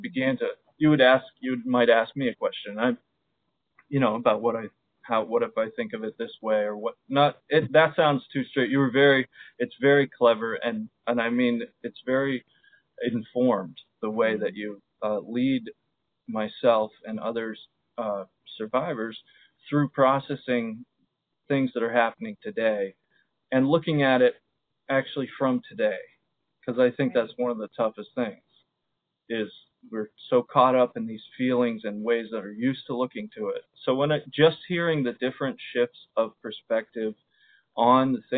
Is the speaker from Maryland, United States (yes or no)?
yes; Baltimore, Maryland, United States; also born or lived in Zambia; when I came back from Zambia and began to try and find joy in Baltimore again